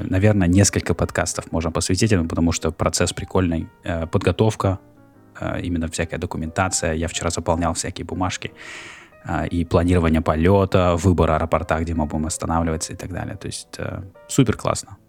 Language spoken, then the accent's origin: Russian; Norilsk, Krasnoyarsk Krai, Russia; moved away as an adult; now in Philadelphia, United States; я родился в Норильске, вырос в Норильске. Потом жил в Красноярске. То есть я недавно в Филадельфии.